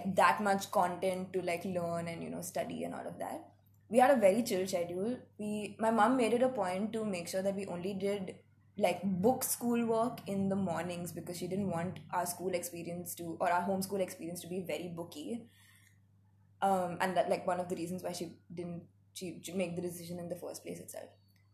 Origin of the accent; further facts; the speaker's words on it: Mumbai, Maharashtra, India; also born or lived in Hyderabad; I am 22 years old. I have been homeschooled. I'm from Bombay. Lived a chunk of my life in Hyderabad as well